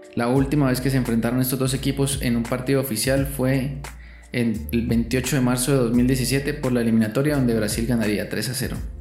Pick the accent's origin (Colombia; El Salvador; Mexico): Colombia; como buen colombiano